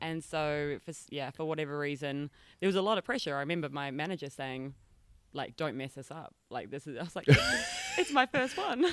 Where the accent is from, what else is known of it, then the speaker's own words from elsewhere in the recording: North Island, New Zealand; moved away as an adult; now in Bali, Indonesia; I'm from New Zealand, from a small country town in the North Island